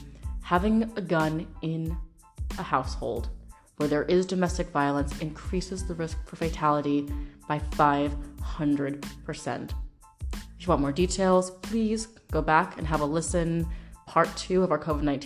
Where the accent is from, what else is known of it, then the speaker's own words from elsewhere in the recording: Washington, United States; my home state, Washington State